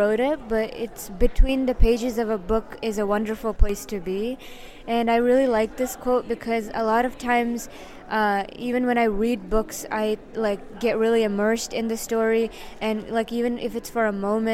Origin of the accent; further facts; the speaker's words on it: Yonkers, New York, United States; I was born in Yonkers, New York.